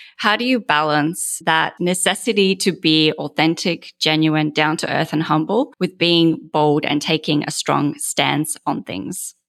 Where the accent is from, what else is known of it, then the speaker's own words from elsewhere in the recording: Australia; moved away as an adult; now in United States; I'm an Australian